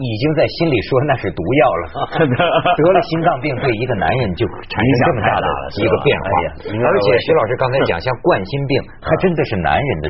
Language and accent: Chinese; China; 这样的奇耻大辱，我们中国人就这么忍呐忍呐！